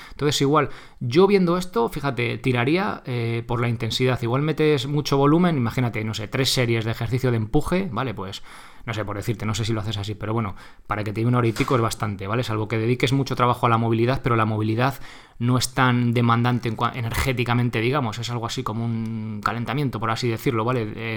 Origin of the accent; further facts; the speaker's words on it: Guadalajara, Castilla-La Mancha, Spain; yo también soy de Guadalajara